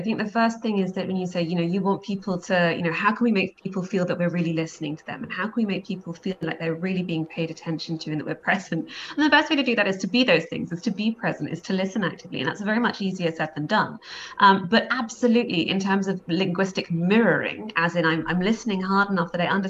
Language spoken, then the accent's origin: English; Scotland, United Kingdom; Always, we're Scottish, so that's exactly, although we don't sound it.